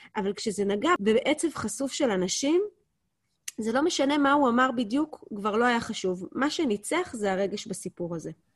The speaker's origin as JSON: {"language": "Hebrew", "country": "Israel", "said": "אנחנו כישראלים"}